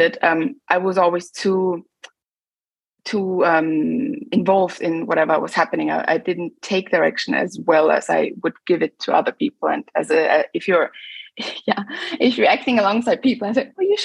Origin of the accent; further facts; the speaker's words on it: Linz, Upper Austria, Austria; moved away as an adult; also born or lived in London, United Kingdom; now in Berlin, Germany; I was growing up in Austria. It's quite a conservative country.